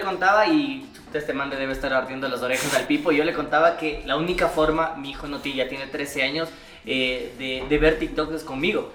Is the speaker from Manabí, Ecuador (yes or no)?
no; Quito, Pichincha, Ecuador